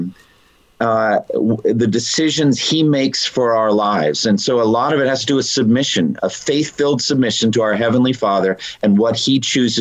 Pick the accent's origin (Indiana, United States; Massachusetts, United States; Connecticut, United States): Massachusetts, United States; Eastern; I was raised in Eastern Massachusetts in a Roman Catholic background